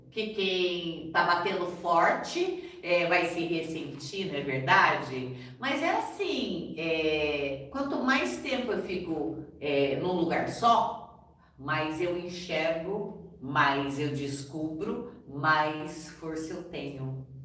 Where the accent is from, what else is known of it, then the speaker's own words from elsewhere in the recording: Brazil; born there; porque eu nasci no Brasil, tá?